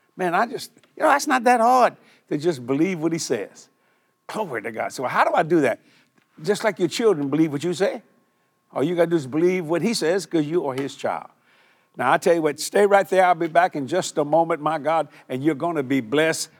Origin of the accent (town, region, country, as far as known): Cajun, Louisiana, United States